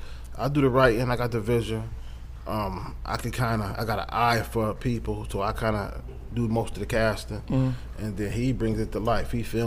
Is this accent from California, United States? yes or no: no; Buffalo, New York, United States; I'm from Buffalo.